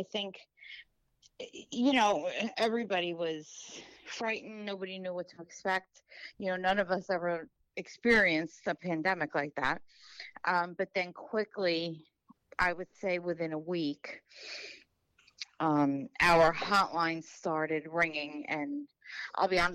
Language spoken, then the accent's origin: English; Suffolk County, New York, United States; also born or lived in Brooklyn; I was raised out here in Suffolk.